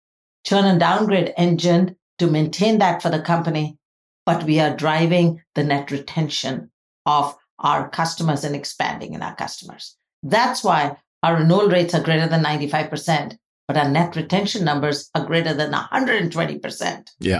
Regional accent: India; now in United States; Because I grew up and I was born in India, where I saw a huge economic diversity

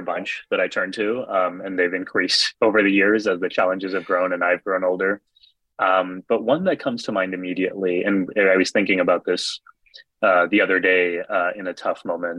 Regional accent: Texas, United States; for me as a kid growing up in Texas, we were the only ones in South Texas in the whole region who wore turbans.

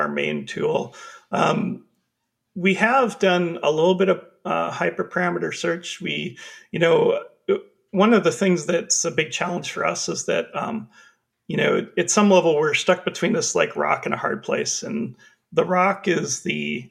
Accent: Canada; I'm from Canada

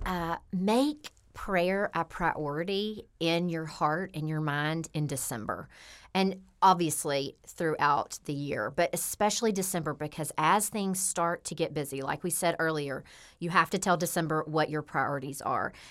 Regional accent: Memphis, Tennessee, United States; I grew up here in Memphis, Tennessee.

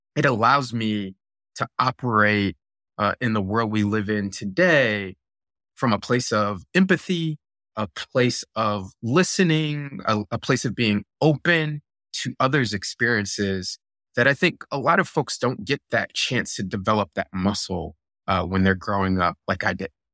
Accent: Virginia Beach, Virginia, United States; also born or lived in Buffalo, New York; my family moved to Virginia Beach, and I grew up in Virginia Beach, right? I did most of my school there

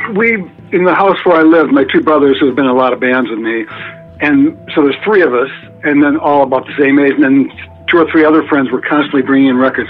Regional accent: Ann Arbor, Michigan, United States; I grew up in Ann Arbor, Michigan.

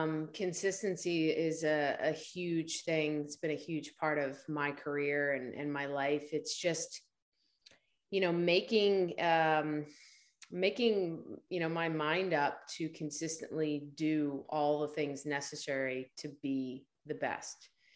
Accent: New Jersey, United States; I'm from New Jersey, South Jersey, just outside of Philadelphia, with a bit of a Rocky mentality going on, the underdog story.

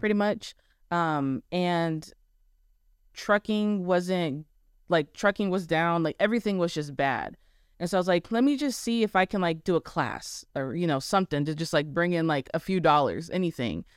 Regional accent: Arizona, United States; born or raised there; moved away as an adult; now in Texas, United States

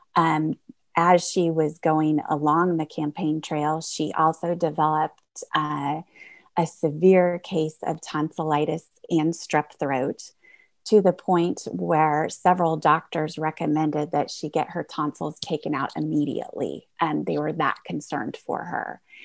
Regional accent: Indiana, United States; I am from Indiana

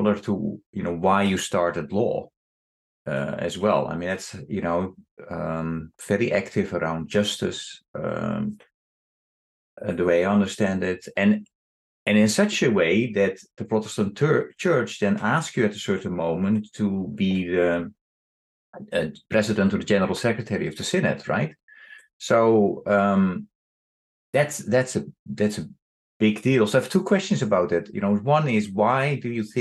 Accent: Netherlands; moved away as an adult; now in United States; I left the Netherlands 30 years ago, but I grew up in the Netherlands where you did not talk about your faith.

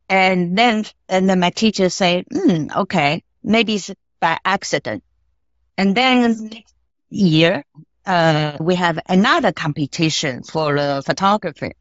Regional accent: Kaohsiung, Taiwan; English is a second language; moved away; also born or lived in Japan; I grew up in South, Kaohsiung.

